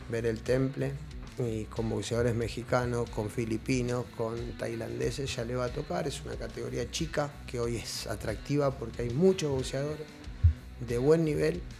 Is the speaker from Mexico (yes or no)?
no; Argentina; de donde yo vengo, de Argentina